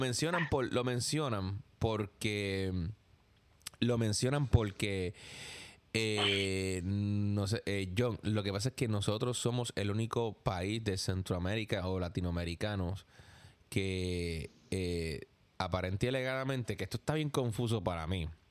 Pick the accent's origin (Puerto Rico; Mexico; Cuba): Puerto Rico; now in New York, United States; yo soy de Puerto Rico